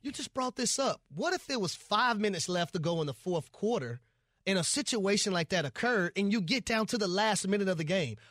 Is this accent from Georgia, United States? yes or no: yes; Atlanta, Georgia, United States; I'm from Atlanta